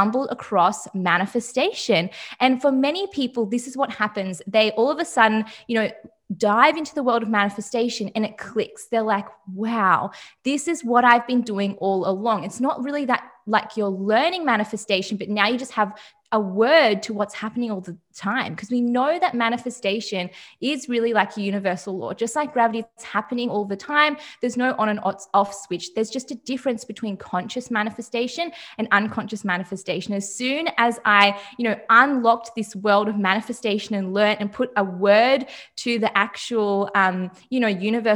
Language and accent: English; Melbourne, Victoria, Australia; I am 22 and I'm from Melbourne, Australia.